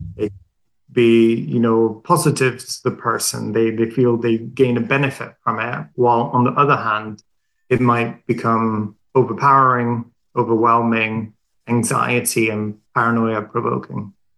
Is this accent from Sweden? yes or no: yes; Sweden; moved away as an adult; now in London, United Kingdom; I'm Swedish. I grew up in Sweden